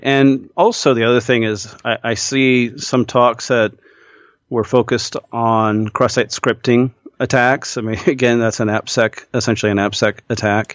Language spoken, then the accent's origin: English; Midwest, United States; I grew up in the Midwest